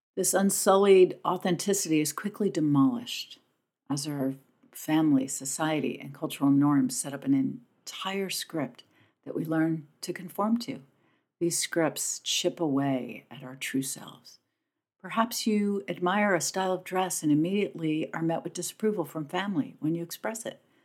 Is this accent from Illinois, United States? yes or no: no; Pennington, New Jersey, United States; my hometown of Pennington, New Jersey